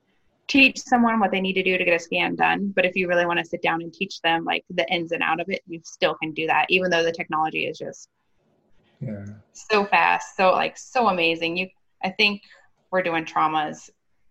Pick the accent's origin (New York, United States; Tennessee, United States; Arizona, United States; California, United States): Arizona, United States; moved away; I'm born and raised in Arizona